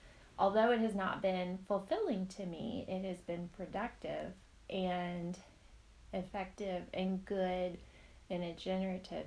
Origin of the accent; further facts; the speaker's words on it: Northwest Arkansas, United States; also born or lived in Northeast United States; I am from Northwest Arkansas. I lived up in the Northeast for a short time